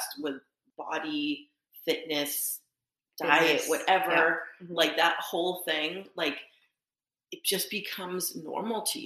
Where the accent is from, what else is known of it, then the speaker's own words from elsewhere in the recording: Boston, Massachusetts, United States; we're from Boston